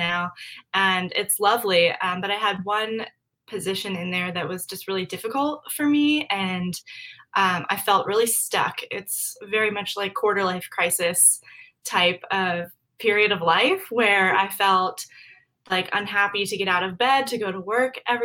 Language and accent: English; Maryland, United States; moved away as an adult; now in Arlington, Virginia, United States; I am from Maryland. I kind of bounced around for the first 5 years of my life with military family, but we settled in Maryland for a while